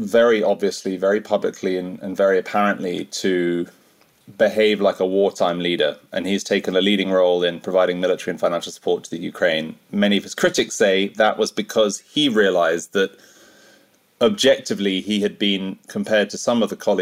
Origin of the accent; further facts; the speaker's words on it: United Kingdom; as a Brit